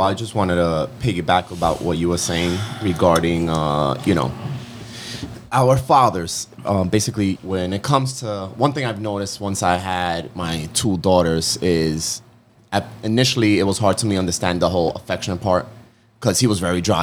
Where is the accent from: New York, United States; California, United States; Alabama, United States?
New York, United States; New York City; I grew up in Queens, you know, with Steven